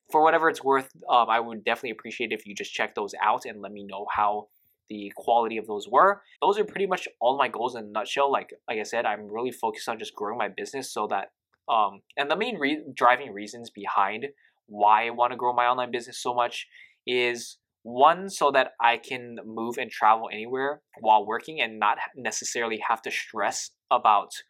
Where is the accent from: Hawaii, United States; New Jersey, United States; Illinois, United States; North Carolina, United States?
Hawaii, United States; I grew up in Hawaii